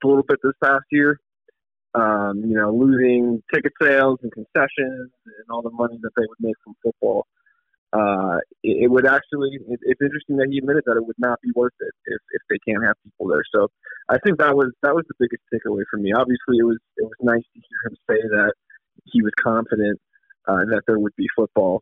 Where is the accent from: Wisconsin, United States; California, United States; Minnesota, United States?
California, United States; now in Wyoming, United States; going to my home state